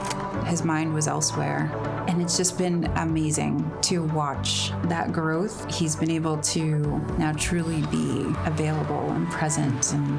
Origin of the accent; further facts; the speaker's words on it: Boston, Massachusetts, United States; we're from the Boston area.